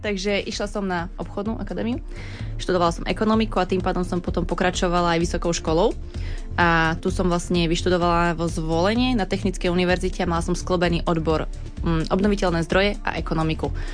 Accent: Banská Bystrica, Banská Bystrica Region, Slovakia; z Banskej Bystrice

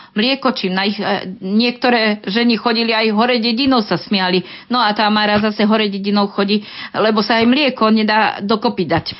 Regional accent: Liptov, Žilina Region, Slovakia; u nás na Liptove boli podmienky drsnejšie

